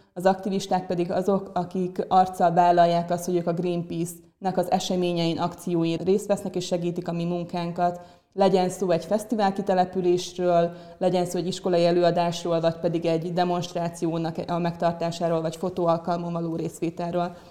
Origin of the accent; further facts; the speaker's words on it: Ukraine; now in Hungary; én Ukrajnából származom